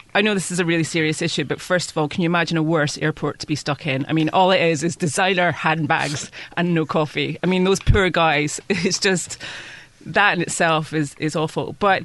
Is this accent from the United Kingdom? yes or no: yes; United Kingdom; moved away as an adult; now in Taiwan; I'm not a big fan of referendums being British